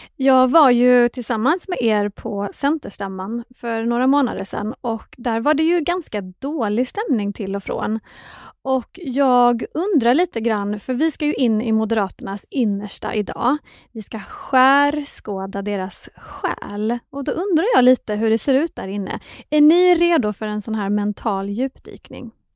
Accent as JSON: {"language": "Swedish", "region": "Skåne", "country": "Sweden", "tie": "born or raised there", "said": "liten och växte upp i Skåne"}